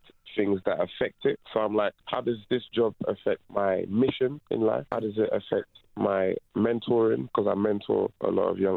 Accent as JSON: {"language": "English", "region": "London", "country": "United Kingdom", "tie": "born or raised there", "also_born_or_lived": "Ivory Coast", "first_language": "French", "second_language": "English", "said": "I grew up in Peckham"}